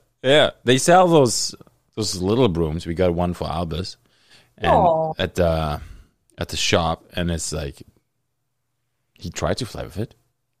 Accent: Germany; now in Thunder Bay, Canada; I grew up in Germany

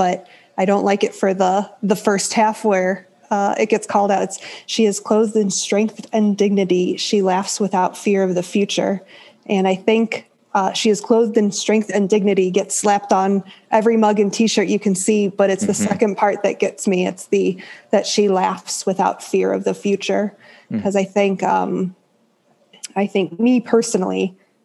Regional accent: Chicago, Illinois, United States; moved away as an adult; now in Idaho, United States; I'm from Chicago all my life up until recently

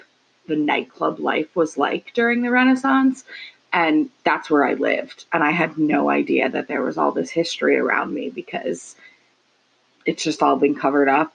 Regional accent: Florida, United States; moved away as an adult; now in New York, United States; I grew up in Florida

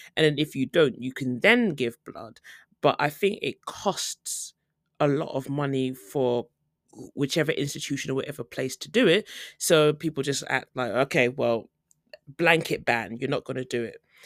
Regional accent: United Kingdom; moved away as an adult; now in South Korea; as a British person

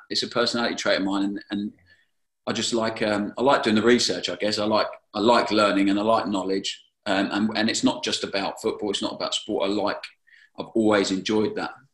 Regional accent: Brighton, South East England, United Kingdom; I was at my hometown club

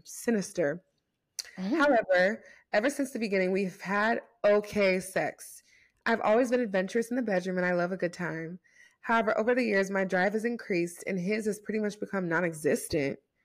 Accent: United States; I'm American

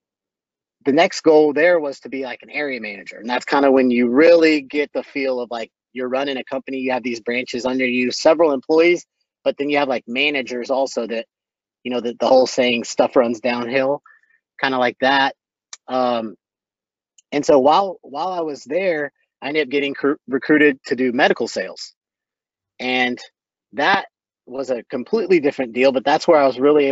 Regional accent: Boerne, Texas, United States; also born or lived in Waco, Texas; I grew up out in Burney, Texas, which is about 20 miles northwest of San Antonio, went to high school there

